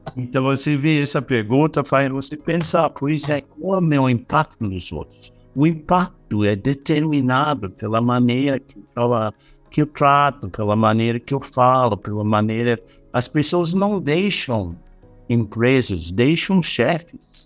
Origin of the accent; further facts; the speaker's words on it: Australia; Portuguese is a second language; moved away; eu sou australiano